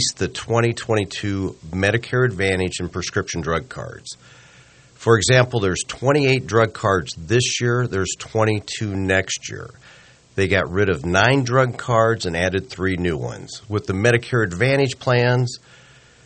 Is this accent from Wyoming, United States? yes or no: no; Omaha, Nebraska, United States; born and raised in Omaha